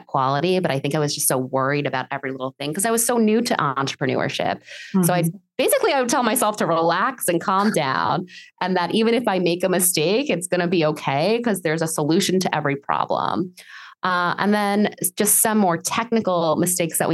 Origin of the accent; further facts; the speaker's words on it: New York City, New York, United States; moved away as an adult; also born or lived in Massachusetts; now in Miami, United States; I grew up in New York City